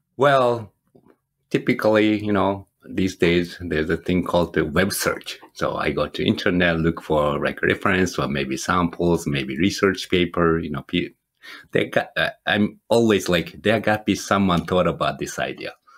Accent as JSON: {"language": "English", "country": "Japan", "also_born_or_lived": "Michigan", "moved": "as an adult", "lives_now": "United States", "said": "I'm originally from Japan and moved to the United States, you know, 20 some years ago."}